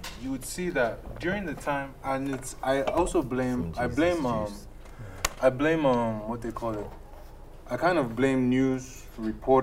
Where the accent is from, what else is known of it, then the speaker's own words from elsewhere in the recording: Nigeria; moved away; I'm African, I'm from Nigeria, or I'm Haitian. So me being Nigerian